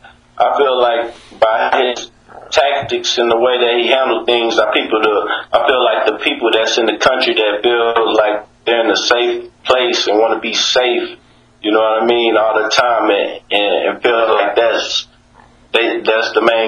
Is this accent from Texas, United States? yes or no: yes; Houston, Texas, United States; I come from the Southwest Houston, Texas, A-Leaf, so they call it Apple City, you know what I mean?